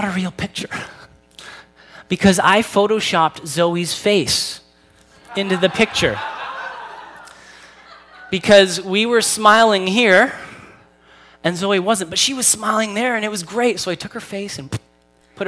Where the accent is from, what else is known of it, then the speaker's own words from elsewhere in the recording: Newmarket, Ontario, Canada; I grew up in Newmarket